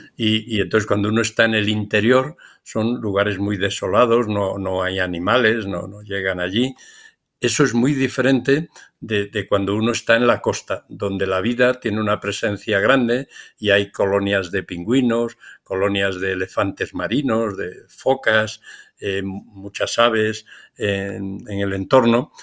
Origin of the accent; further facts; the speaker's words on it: Spain; en mi país, en España